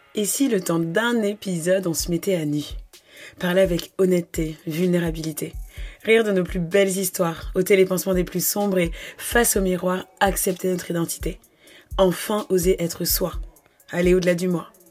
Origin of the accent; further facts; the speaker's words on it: France; also born or lived in Gabon; je suis originaire du Gabon, bien que j'ai grandi en France quasiment toute ma vie